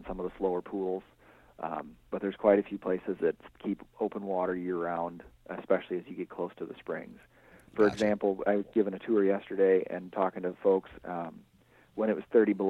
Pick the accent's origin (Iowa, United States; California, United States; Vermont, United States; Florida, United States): Iowa, United States; Northwest; now in Northeast Iowa, United States; I'm originally from Northwest Iowa